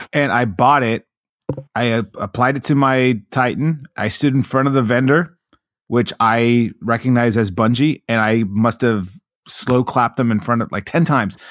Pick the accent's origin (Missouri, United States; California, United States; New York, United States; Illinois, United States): California, United States; Long Beach; I grew up in Long Beach